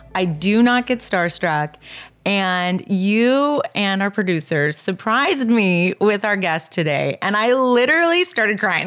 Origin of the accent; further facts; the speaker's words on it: Southern California, United States; moved away as an adult; also born or lived in Texas; I grew up in Southern California, and then I went up